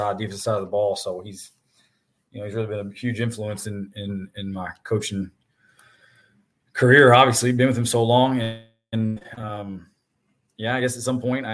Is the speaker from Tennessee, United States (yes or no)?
yes; Nashville, Tennessee, United States; I'm from Nashville, so I went to Father Ryan